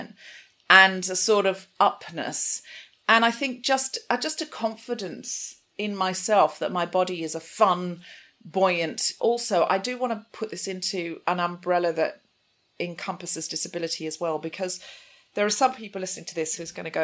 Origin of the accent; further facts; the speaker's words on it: Gold Coast, Queensland, Australia; I was raised on the Gold Coast in Queensland in Australia